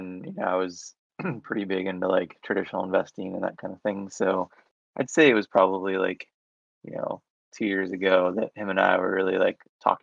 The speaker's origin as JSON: {"language": "English", "town": "Orlando", "region": "Florida", "country": "United States", "said": "I'm from Orlando, Florida, I live in Orlando, Florida right now"}